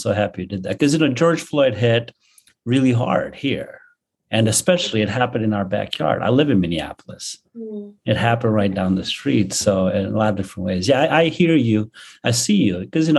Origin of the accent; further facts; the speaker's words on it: India; moved away; Yeah, I completely resonate with everything that you're saying because I came here from India. I became a student and the journey that I went to led me to what I'm doing.